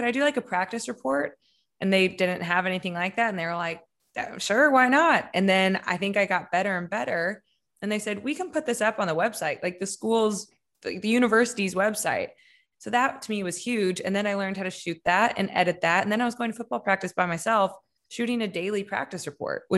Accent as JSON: {"language": "English", "town": "Kansas City", "country": "United States", "tie": "born or raised there", "said": "I grew up in Kansas City. That's where we live now."}